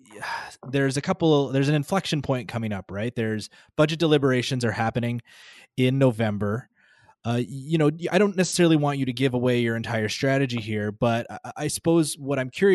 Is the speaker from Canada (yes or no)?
yes; Calgary, Alberta, Canada; now in Edmonton, Canada; I'm in Edmonton, you know, I grew up in Calgary.